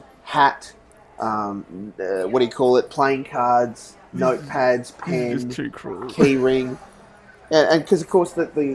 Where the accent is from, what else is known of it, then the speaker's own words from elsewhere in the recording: Australia; And I came from Australia.